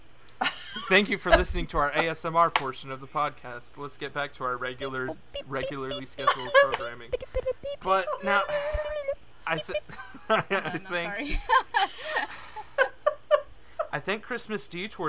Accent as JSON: {"language": "English", "region": "Kansas", "country": "United States", "said": "I'm from Kansas, and we get a lot of snowy roads"}